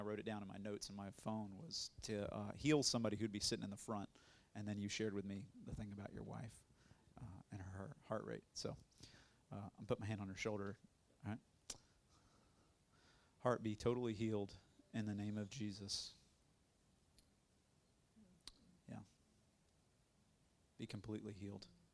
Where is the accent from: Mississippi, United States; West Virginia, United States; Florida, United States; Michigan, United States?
Florida, United States; Tallahassee; I'm from Tallahassee originally, born and raised.